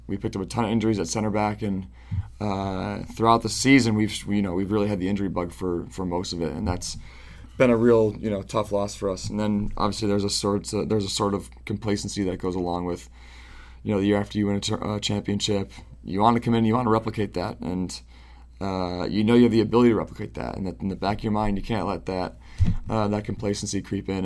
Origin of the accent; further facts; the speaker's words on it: Syracuse, New York, United States; I was born and raised in Syracuse, New York